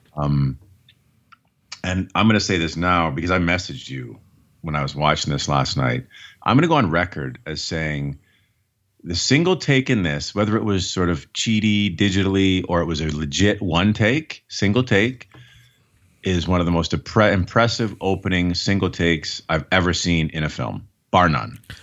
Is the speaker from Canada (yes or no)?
yes; Canada; as a Canadian